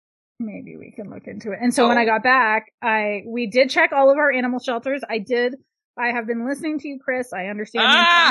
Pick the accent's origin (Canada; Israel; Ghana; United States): Canada; I'm a Canadian.